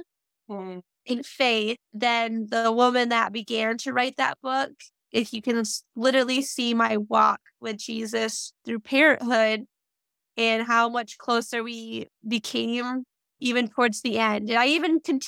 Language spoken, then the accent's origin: English; Muskegon, Michigan, United States; moved away; my hometown Barnes & Noble